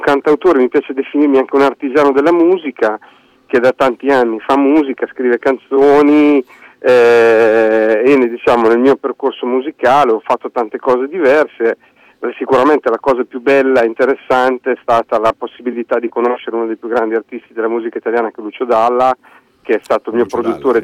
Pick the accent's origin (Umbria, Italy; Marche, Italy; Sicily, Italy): Marche, Italy; Fano; accent: quasi romagnolo; sono, sono, di Fano, di Fano